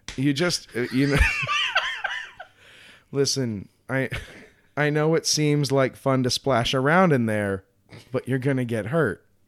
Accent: Colorado, United States; growing up in Colorado

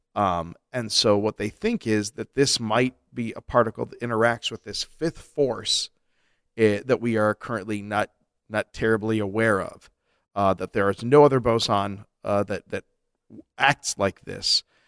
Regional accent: Colorado, United States; also born or lived in Flint, Michigan (family); I was a fugitive fetus. Made a break for Colorado.

